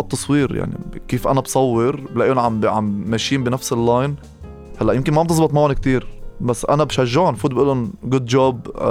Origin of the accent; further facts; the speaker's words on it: Lebanon; انا شاب لبناني